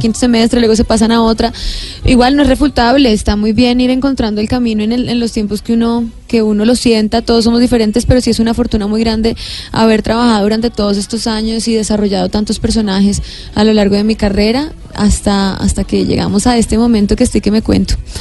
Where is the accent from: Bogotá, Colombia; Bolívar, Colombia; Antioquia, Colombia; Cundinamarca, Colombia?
Bogotá, Colombia; accent: rolo; also born or lived in Villavicencio; desde los siete años, por eso tengo de pronto como acento errola